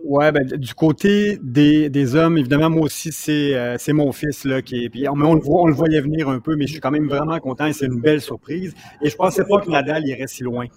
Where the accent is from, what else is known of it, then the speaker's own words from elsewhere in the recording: Repentigny, Quebec, Canada; je suis de Repentigny aussi